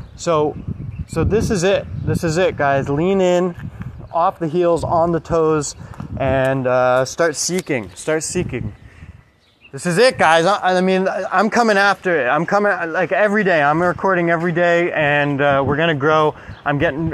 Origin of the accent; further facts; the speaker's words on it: United States; I grew up in America with you know divorced parents